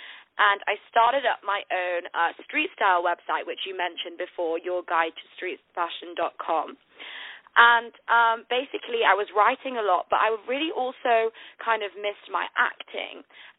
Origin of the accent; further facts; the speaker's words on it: Manchester, North West England, United Kingdom; now in London, United Kingdom; live in London, but I'm actually from the north of the UK in a place called Manchester. So I've lost my accent, though, but I'm a northerner.